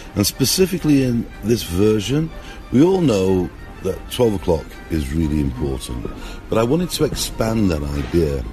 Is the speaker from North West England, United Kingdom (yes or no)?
yes; Manchester, North West England, United Kingdom; now in Russia; I'm born in the UK, you can hear by my accent, you know, I'm from Manchester, but I live over in Russia now